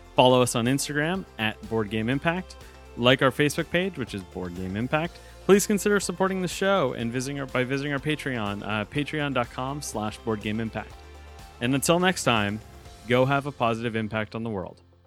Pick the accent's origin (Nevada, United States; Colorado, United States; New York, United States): New York, United States; outside of New York City, United States; I was growing up outside of New York City